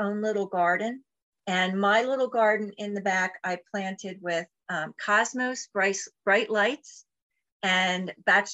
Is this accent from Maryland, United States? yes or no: no; Philadelphia, Pennsylvania, United States; I was born in Philadelphia, in the Mayfair section of Philadelphia